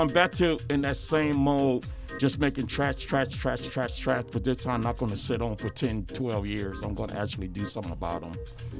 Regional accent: Detroit, Michigan, United States; Detroit. I'm from Detroit.

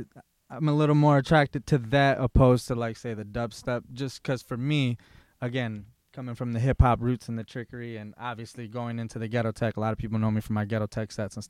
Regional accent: Lansing, Michigan, United States; You know, I'm originally from Lansing

